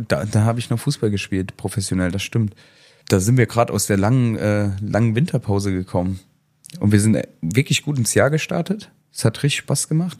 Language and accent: German; Saarland, Germany; bei uns im Saarland